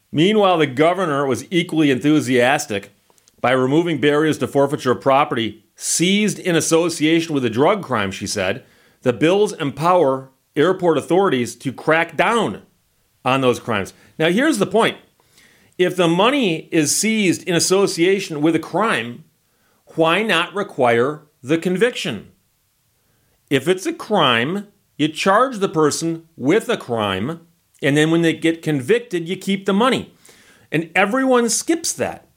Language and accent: English; Michigan, United States; I'm from Michigan and that's my home state